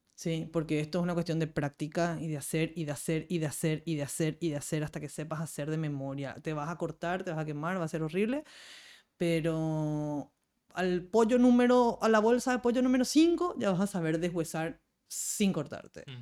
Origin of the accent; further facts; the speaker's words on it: Paraguay; como cocinera y como paraguaya